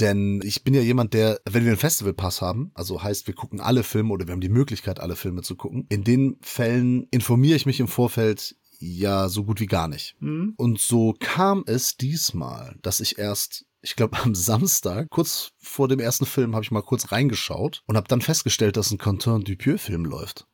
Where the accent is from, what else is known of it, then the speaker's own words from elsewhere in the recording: Portugal; ich bin Portugiese